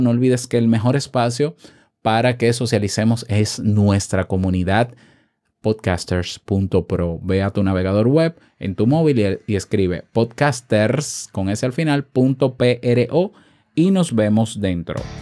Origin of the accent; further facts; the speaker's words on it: Dominican Republic; accent: dominicano; en mi país, República Dominicana